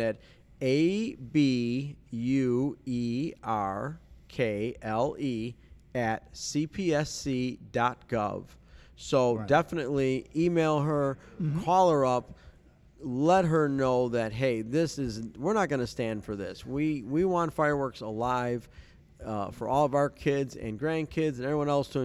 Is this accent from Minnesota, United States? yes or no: no; Missouri, United States; growing up in Missouri